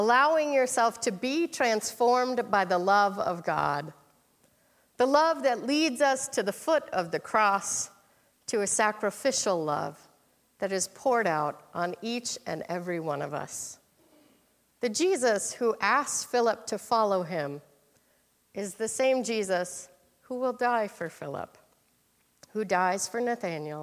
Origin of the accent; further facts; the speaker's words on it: Minnesota, United States; moved away as an adult; also born or lived in Iowa; now in Ohio, United States; as a Minnesotan